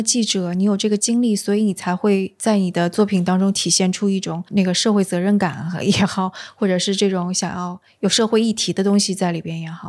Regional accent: Changzhou, Jiangsu, China; 哦不，因为我是常州人

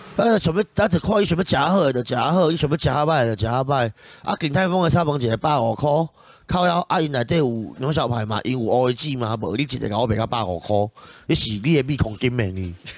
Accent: Tainan, Taiwan; 毕竟我从小在国华街、中正路那边混大，所以我对这一区真的是特别有爱

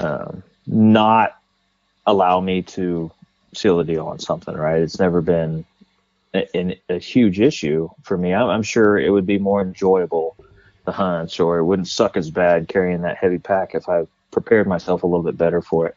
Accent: California, United States; I growing up in California, I was a bow hunter

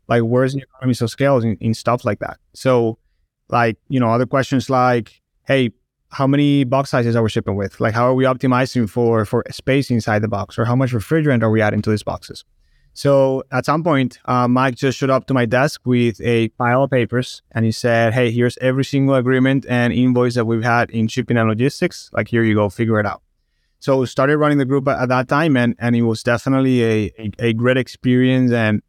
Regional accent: Barranquilla, Atlántico, Colombia; English is a second language; moved away as an adult; Born and raised in Colombia, South America, in the Barranquilla, which is the north coast of the country. And when I was in my early 20s, I went to Boston for school.

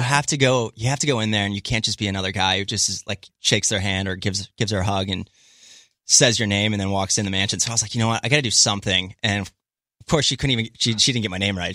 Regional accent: Middletown, Maryland, United States; moved away as an adult; also born or lived in Alabama / San Jose, California; now in Santa Monica, United States; I grew up in a small town in Maryland, Western Maryland called Middletown

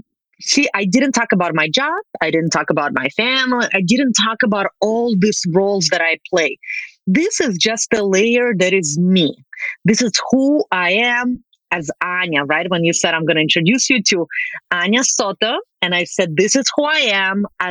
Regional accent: Russia; English is a second language; moved away as an adult; now in Canada; I am Russian Canadian

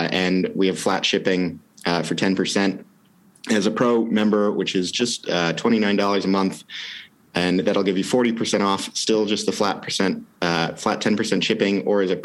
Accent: Wisconsin, United States; also born or lived in England; now in Portland, United States; We grew up in Wisconsin

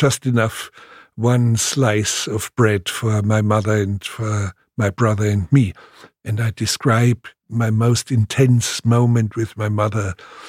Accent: Munich, Bavaria, Germany; born there; Well, actually, I was born in Munich, but I was only 2 weeks old when there was carpet bombardment on Munich.

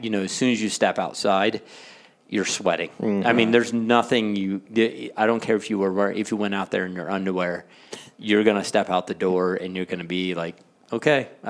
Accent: the South, United States; I'm from the South

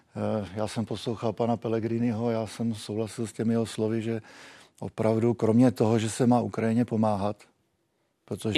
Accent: Czechia; My jsme byli vždycky takový eh, zdrženlivější jako Češi

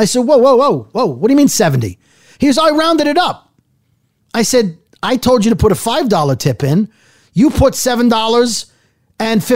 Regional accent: United States; as an American

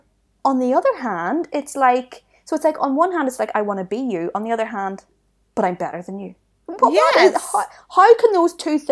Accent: Ireland; And even the people from here, not every one of us has it. It's not even about being Irish.

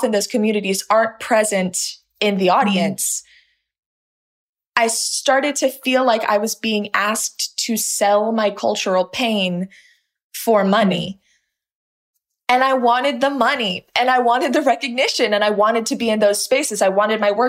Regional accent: Los Angeles, California, United States; I grew up in this little pocket of Los Angeles

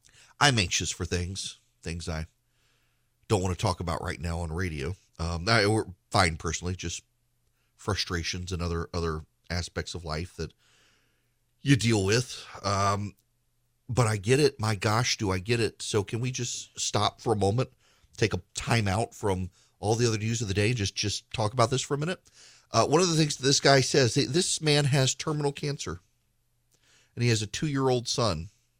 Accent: Dallas, Texas, United States; born or raised there

